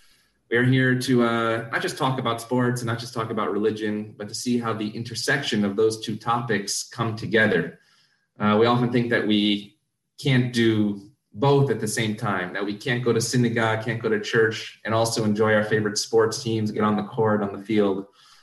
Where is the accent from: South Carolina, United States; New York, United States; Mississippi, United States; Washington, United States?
New York, United States; Syracuse; I grew up in Syracuse, New York, as many of you know. And growing up in Syracuse, basketball is king.